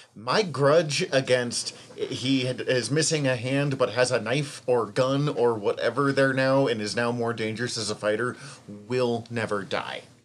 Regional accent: Montana, United States; accent: Montana; my Montana accent

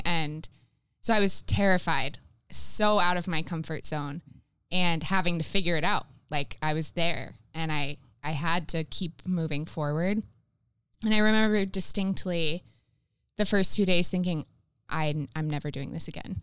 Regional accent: the South, United States; also born or lived in Columbus; now in Minnesota, United States; I grew up in the South

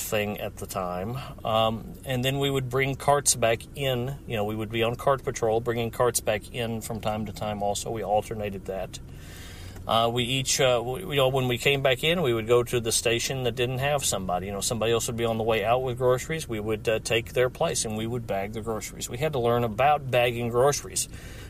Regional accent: Hendersonville, Tennessee, United States; moved away; I am sitting in my hometown, Hendersonville, Tennessee, 37075

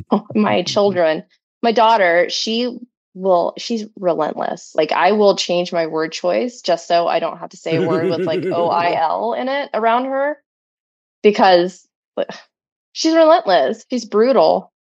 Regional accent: Florida, United States; accent: Florida redneck; I was born and raised in Florida. And my mom is originally from Tennessee. My dad is originally from South Carolina. So I have very two distinct Southern

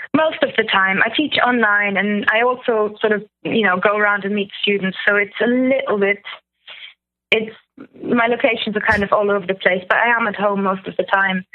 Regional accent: Germany; moved away as an adult; now in United Kingdom; I'm from Germany, but I've been here for 10 years.

